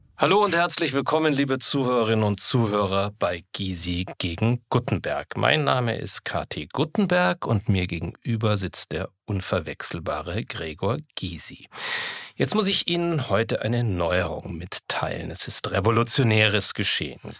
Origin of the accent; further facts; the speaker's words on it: Upper Franconia, Bavaria, Germany; Ich bin ganz in der Nähe der Grenze zur DDR aufgewachsen, im Oberfränkischen.